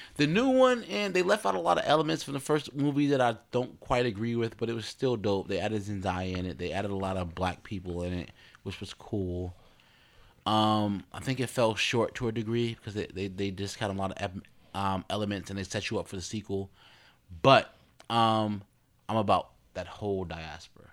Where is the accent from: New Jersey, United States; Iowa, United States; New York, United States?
New Jersey, United States; Newark; I'm a card from Jersey, Brick City